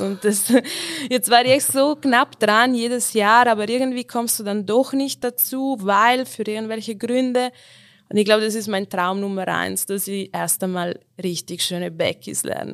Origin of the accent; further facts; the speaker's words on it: South Tyrol, Trentino-Alto Adige, Italy; moved away as an adult; now in Tyrol, Austria; Ich komme aus Südtirol, äh, aus den Dolomiten, aber ich bin schon acht Jahre in Tirol mittlerweile